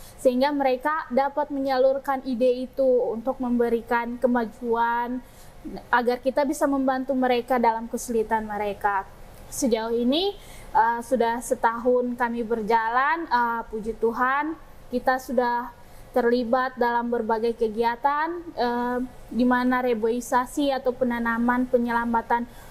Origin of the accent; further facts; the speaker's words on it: Jayapura, Papua, Indonesia; Asal saya dari Jayapura